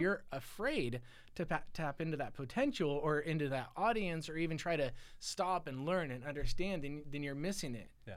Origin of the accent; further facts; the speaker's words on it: Silicon Valley, California, United States; I grew up in the Silicon Valley